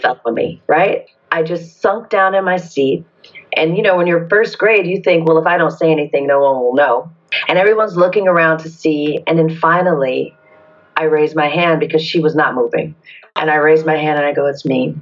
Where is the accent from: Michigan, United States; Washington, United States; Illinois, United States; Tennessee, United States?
Michigan, United States; Detroit; moved away; also born or lived in Atlanta, Georgia; I was born in Detroit, Michigan, and I grew up in the 70s and 80s